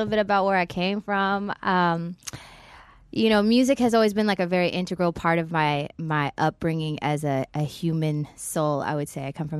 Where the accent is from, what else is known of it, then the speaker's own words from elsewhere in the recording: Los Angeles, California, United States; I am from Los Angeles, California. Shout out to the 562. That's where I was born and raised.